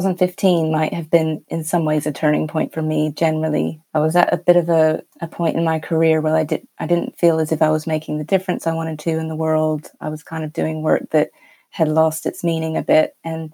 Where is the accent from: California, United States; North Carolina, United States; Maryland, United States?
North Carolina, United States; moved away as an adult; now in United Kingdom; So I grew up in North Carolina in the US, and when I was 23, I moved to the UK for a bit of an adventure, I suppose.